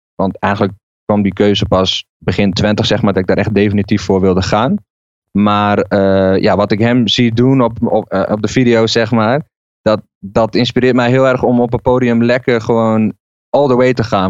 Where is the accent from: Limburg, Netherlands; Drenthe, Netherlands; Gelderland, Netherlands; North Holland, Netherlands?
Drenthe, Netherlands; Barger-Compascuum; moved away as an adult; now in Zwolle, Netherlands; het dorp waar ik vandaan kwam, uh, Barger Compascuum, aan de Duitse grens